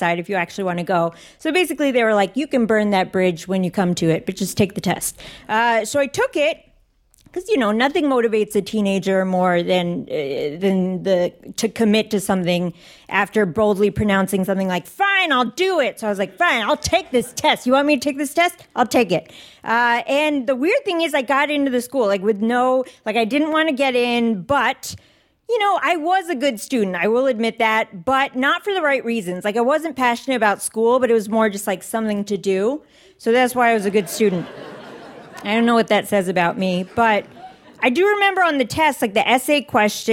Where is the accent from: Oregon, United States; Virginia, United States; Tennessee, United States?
Virginia, United States; Northern; I grew up in Northern Virginia